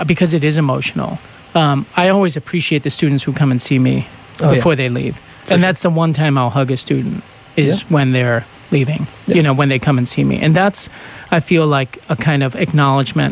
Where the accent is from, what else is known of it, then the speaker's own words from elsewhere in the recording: New England, United States; I was brought up in New England